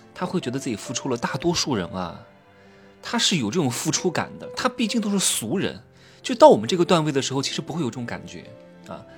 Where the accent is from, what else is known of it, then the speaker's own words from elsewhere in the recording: Wuhu, Anhui, China; moved away; 我回到我老家安徽五虎